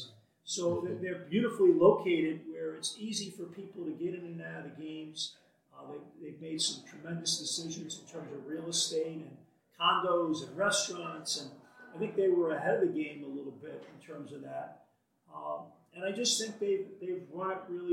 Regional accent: New York City, New York, United States; moved away as an adult; also born or lived in Niagara; now in Canada; growing up in Brooklyn like you, I went back to my high school

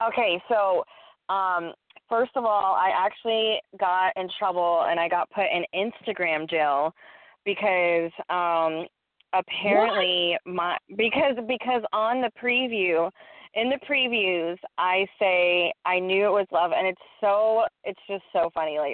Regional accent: Texas, United States; I sound like from Texas. I'm from Texas

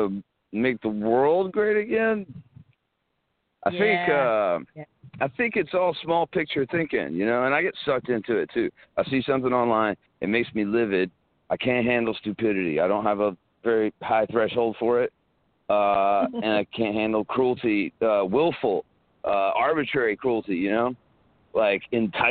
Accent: South Carolina, United States; I grew up in South Carolina, like little town South Carolina.

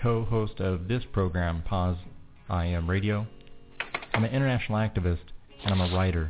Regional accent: Missouri, United States; subject to the criminal statutes in my home state of Missouri

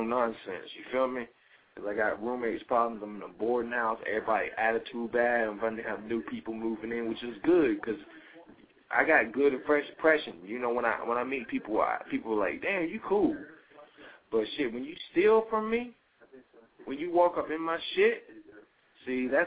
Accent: North Carolina, United States; I'm fucking from North goddamn Carolina

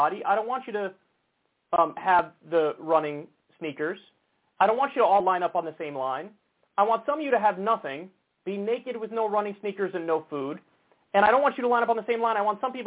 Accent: United States; I'm American. I was born here. My parents were born here

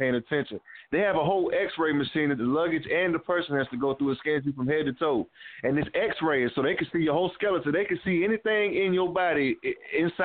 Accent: the South, United States; I'm from the South

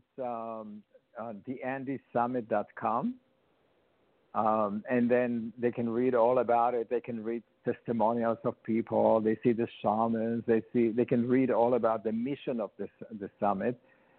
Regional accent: Israel; moved away as an adult; now in New York, United States; they moved to Israel then, and that's where I was born. And they built a kibbutz, which is a commune, a farming commune, on a mountain. It's called Gilboa, and that's where I was born.

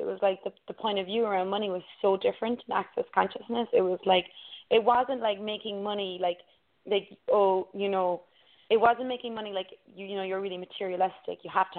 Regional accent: Ireland; where I grew up in Ireland

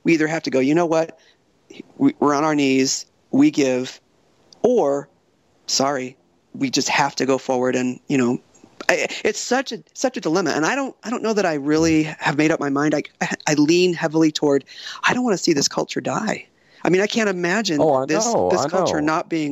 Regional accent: Coronado, California, United States; I grew up in Coronado, you know, very Republican, right-wing kind of environment

